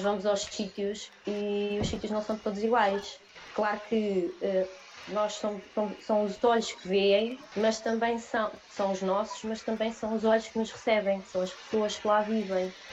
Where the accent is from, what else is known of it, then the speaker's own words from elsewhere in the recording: Leiria, Leiria District, Portugal; eu sou de Leiria